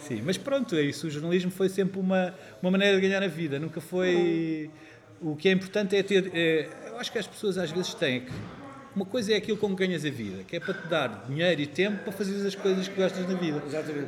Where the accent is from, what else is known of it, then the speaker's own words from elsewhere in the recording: Lisbon, Portugal; moved away; also born or lived in Castelo Novo / Alcaide / Castelo Branco; ter nascido naquele grande galinheiro chamado Maternidade de Alfreda Costa